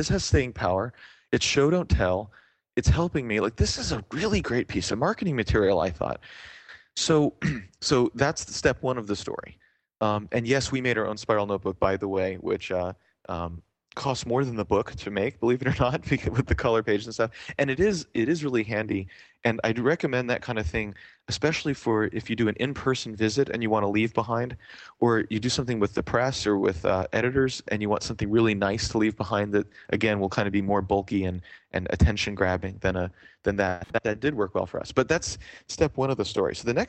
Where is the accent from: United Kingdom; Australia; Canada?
Canada; in Canada generally, being Canadian, but also here